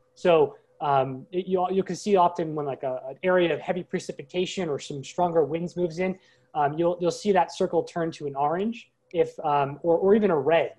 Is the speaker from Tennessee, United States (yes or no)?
no; Long Island, New York, United States; I grew up on Long Island, New York, as a kid